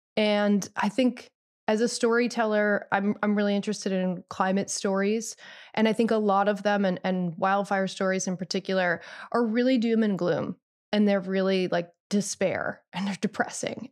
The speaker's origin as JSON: {"language": "English", "region": "Midwest", "country": "United States", "moved": "yes", "lives_now": "Los Angeles, United States", "said": "like you, I'm from the Midwest originally."}